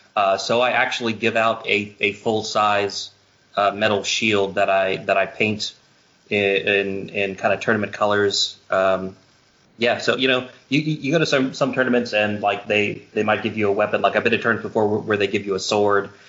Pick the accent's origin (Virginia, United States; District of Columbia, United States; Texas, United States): Virginia, United States; moved away as an adult; also born or lived in California; I'm originally from Virginia, but uh, I lived in uh, California for about seven years, and then moved back to the East Coast just a, just a couple of years ago